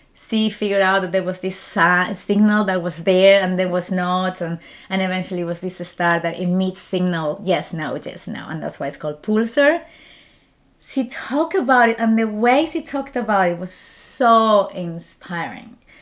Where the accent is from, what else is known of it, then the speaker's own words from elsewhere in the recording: Spain; English is a second language; moved away as an adult; also born or lived in Germany; now in Zurich, Switzerland; I'm from Spain